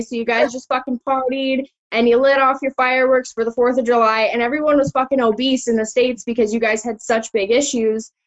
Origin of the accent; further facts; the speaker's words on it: Innisfail, Alberta, Canada; I grew up in Innisfail. I went to high school in Innisfail